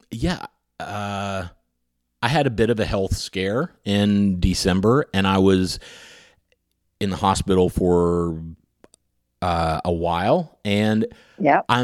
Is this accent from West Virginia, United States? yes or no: yes; Huntington, West Virginia, United States; It's a podcast about where I grew up in Huntington, West Virginia